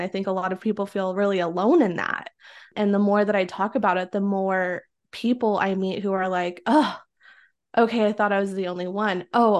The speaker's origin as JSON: {"language": "English", "region": "Oregon", "country": "United States", "tie": "born or raised there", "moved": "yes", "said": "I grew up in the Pacific Northwest in Oregon. And since this is an audio, like you can't see the color of my skin, but I am Mexican and I grew up in a predominantly like white town."}